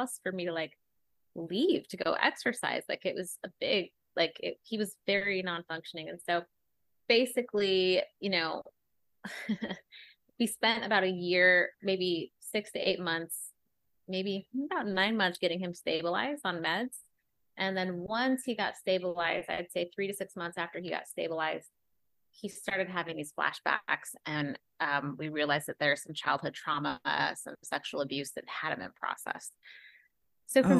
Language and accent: English; Utah, United States; moved away; I grew up in Utah